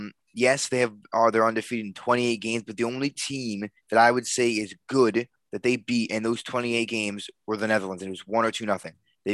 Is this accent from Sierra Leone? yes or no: no; England, United Kingdom; I think I watched England, Croatia, because I'm English, and I watched all of them.